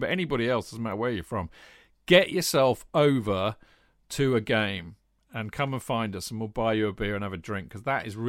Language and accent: English; Northern England, United Kingdom; So where was I? I'm a Northerner. I know. Please don't hold it against me.